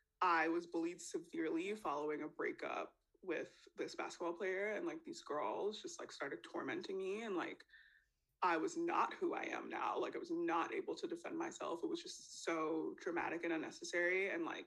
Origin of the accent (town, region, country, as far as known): New York City, New York, United States; born or raised there; also born or lived in Trinidad and Tobago